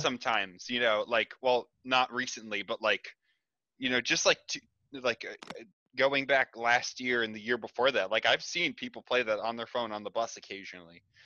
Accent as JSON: {"language": "English", "country": "United States", "said": "as an American"}